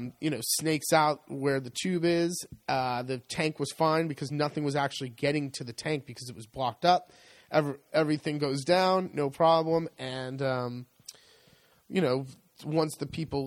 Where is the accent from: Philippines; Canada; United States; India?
United States; moved away as an adult; now in Italy; being American